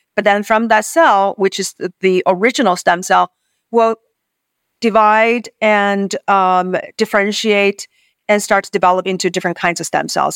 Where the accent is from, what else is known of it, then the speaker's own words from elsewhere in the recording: Beijing, China; moved away as an adult; now in United States; So I grew up on the university campus in Beijing